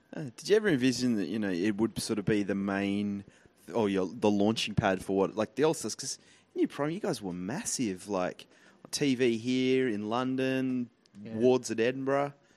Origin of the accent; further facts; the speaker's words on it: Tasmania, Australia; I grew up in Tasmania